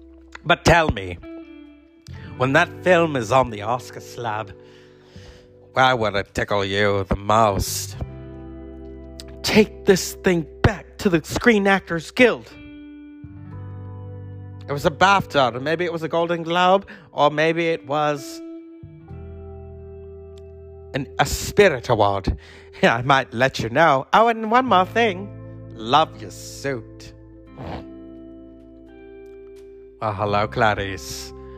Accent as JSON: {"language": "English", "region": "Wales", "country": "United Kingdom", "said": "As a Welsh actor, we don't really have a lot of podcasts."}